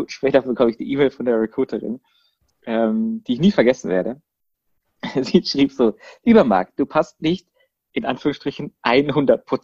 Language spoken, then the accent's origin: German; Freiburg, Baden-Württemberg, Germany; accent: Baden; komme ursprünglich aus Freiburg, was man ja unschwer äh, hört an meinem badischen Akzent. Ähm, bin halb Badener, halb Schwabe, zwei Herzen meiner Brust.